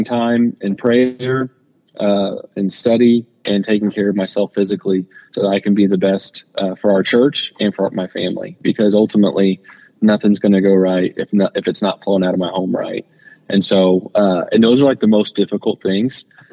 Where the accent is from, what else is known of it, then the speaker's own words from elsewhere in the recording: Johnson County, Indiana, United States; moved away as an adult; also born or lived in Poplar Bluff, Missouri; I grew up in Johnson County, which is just one county to west of Shelby County.